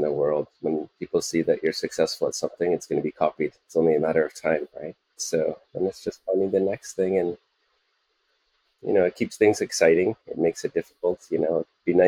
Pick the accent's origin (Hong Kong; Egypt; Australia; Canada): Canada; moved away as an adult; also born or lived in United States; now in Singapore; I'm Canadian originally